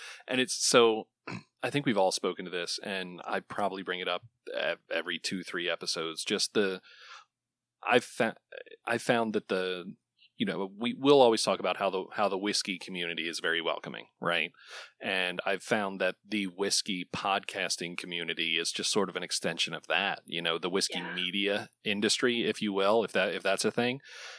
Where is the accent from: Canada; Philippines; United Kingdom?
United Kingdom; Islay, Scotland; I know it's hard to much like growing up on Isla, it's hard to not know all of the same people